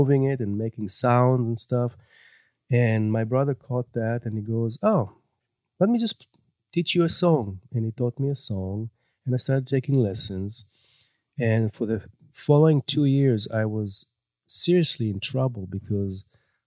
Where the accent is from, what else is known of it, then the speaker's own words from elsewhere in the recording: Israel; moved away; I grew up in Israel